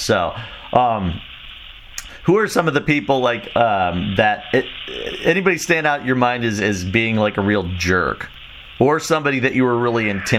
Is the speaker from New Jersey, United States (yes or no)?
no; Chicago, Illinois, United States; Because I grew up in Chicago, and I was there when before Smashing Pumpkins became huge